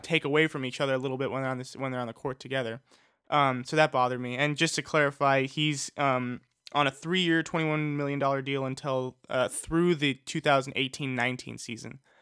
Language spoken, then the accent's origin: English; Los Angeles, California, United States; I'm from Los Angeles